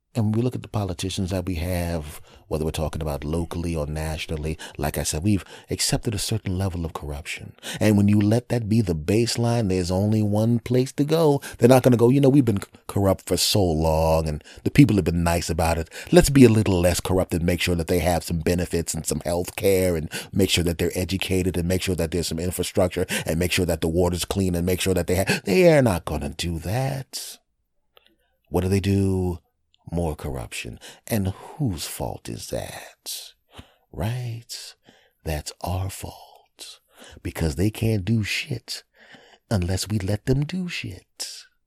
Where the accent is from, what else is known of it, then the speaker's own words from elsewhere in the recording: Villanova, Pennsylvania, United States; moved away; I'm back in my hometown of Villanova uh, in, in Philadelphia